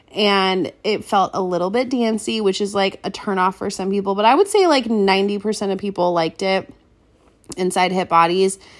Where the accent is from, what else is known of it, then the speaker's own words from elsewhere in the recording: Seattle, Washington, United States; we grew up in Seattle